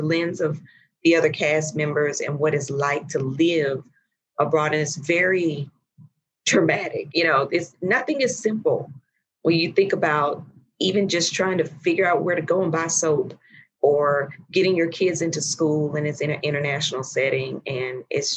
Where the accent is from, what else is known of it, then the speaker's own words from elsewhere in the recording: Chattanooga, Tennessee, United States; moved away as an adult; also born or lived in Indianapolis / London; I am from Chattanooga, Tennessee